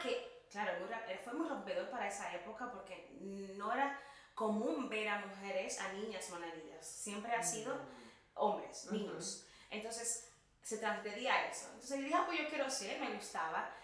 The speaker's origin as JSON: {"language": "Spanish", "region": "La Vega", "country": "Dominican Republic", "tie": "born or raised there", "moved": "as an adult", "lives_now": "Madrid, Spain", "said": "yo soy dominicana, soy de República Dominicana, nací en el norte, en La Vega, estudié psicología allí"}